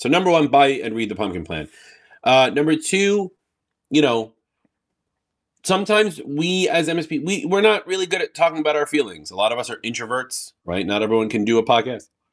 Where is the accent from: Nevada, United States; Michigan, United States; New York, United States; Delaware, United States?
New York, United States; I'm from New York